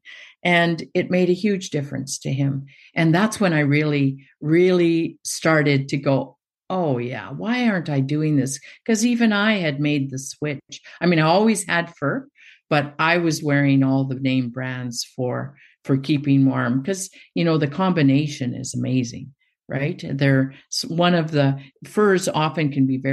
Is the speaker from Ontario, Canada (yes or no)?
no; Fort Smith, Northwest Territories, Canada; moved away as an adult; I grew up here in Fort Smith. I returned to my hometown after almost 40 years of being away. I'm in Fort Smith in the Northwest Territories